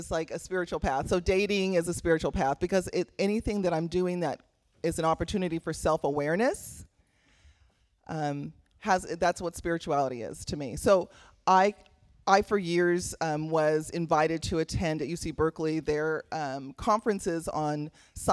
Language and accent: English; Belize; now in Sacramento, United States; I'm also an immigrant. I'm a Caribbean woman, so I'm from Belize.